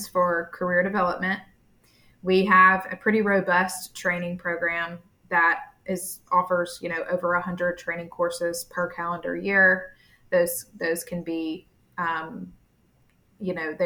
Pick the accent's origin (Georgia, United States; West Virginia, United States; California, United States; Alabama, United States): Alabama, United States; Montgomery; moved away as an adult; also born or lived in Tuscaloosa, Alabama / Birmingham, Alabama; now in Tampa, United States; from Montgomery, Alabama. I was born and raised there